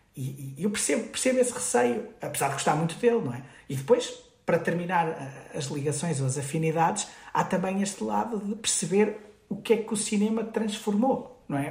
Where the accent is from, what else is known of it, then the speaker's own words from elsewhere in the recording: Guimarães, Braga, Portugal; numa associação cultural em Guimarães, de onde sou